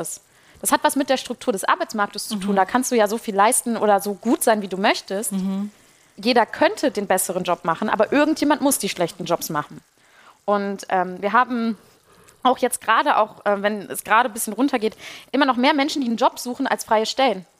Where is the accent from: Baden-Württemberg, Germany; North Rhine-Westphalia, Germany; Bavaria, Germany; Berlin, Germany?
North Rhine-Westphalia, Germany; Ruhr area; ich komme aus dem Ruhrgebiet